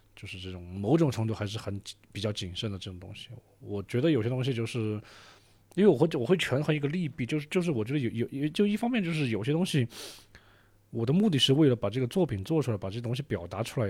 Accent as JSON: {"language": "Chinese", "town": "Deyang", "region": "Sichuan", "country": "China", "tie": "born or raised there", "also_born_or_lived": "Jiangxi / Beijing / The Hague, Netherlands", "moved": "as an adult", "said": "自己作为一个四川人"}